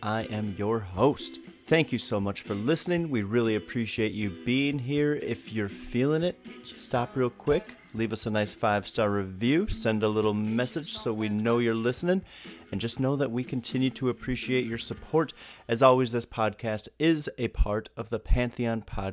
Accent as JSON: {"language": "English", "region": "Wisconsin", "country": "United States", "also_born_or_lived": "the South", "moved": "yes", "said": "I'm from Wisconsin, but I've spent a lot of time now living in the South"}